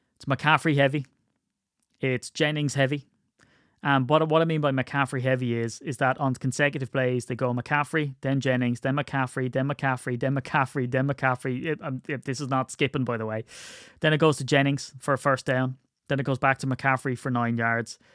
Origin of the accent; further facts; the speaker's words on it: Ireland; I'm Irish